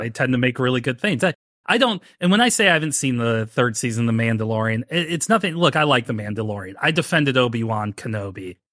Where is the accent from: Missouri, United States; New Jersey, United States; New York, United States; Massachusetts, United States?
Missouri, United States; St. Louis; I'm not from Missouri. I'm from Saint Louis